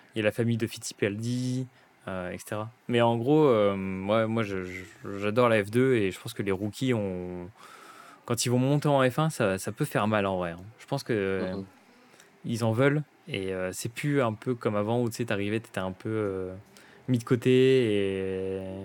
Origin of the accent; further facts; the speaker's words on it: France; en tant que Français